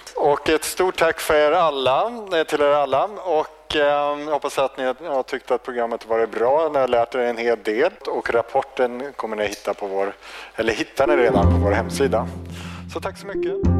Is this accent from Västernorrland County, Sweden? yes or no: yes; High Coast, Västernorrland County, Sweden; jag kommer ju från Höga Kusten